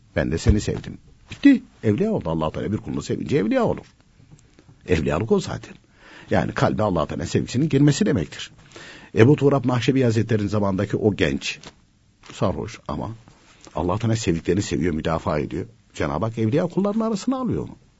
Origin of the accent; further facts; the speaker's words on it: Konya, Turkey